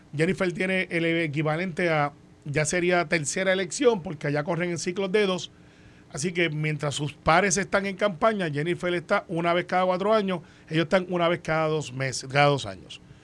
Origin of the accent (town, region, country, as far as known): Puerto Rico